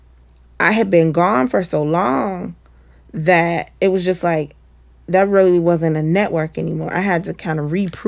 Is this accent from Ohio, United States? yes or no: yes; Cincinnati, Ohio, United States; moved away as an adult; also born or lived in Atlanta; moving back to my hometown